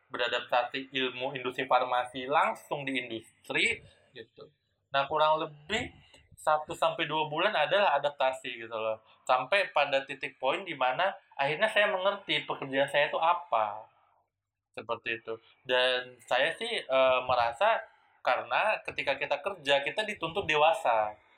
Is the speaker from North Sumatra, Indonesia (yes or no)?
yes; Medan, North Sumatra, Indonesia; Saya kan orang Medan, kuliah di UI, tapi pertama kali kerja itu di daerah Semarang yang itu mayoritasnya itu uh, orang Jawa semua gitu.